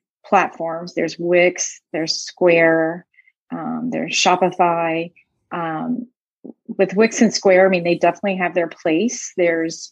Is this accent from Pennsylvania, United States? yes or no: no; Tennessee, United States; moved away as an adult; also born or lived in Phoenix, Arizona; I was born and raised in Tennessee